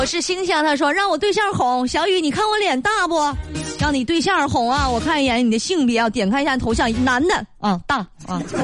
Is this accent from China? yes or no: yes; Northeast China, China; accent: Northeastern; 听我这个口音这么重。确实是东北的啊